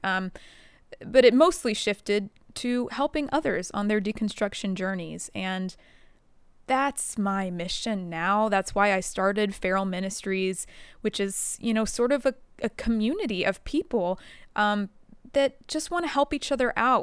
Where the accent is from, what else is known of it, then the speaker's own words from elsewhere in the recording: the Bible Belt, United States; I grew up in the Bible Belt